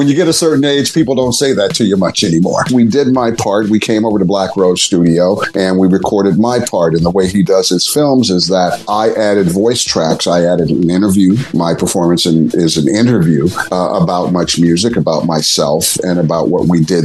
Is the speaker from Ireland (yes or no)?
no; Montreal, Quebec, Canada; moved away as an adult; also born or lived in Toronto; my hometown of Montreal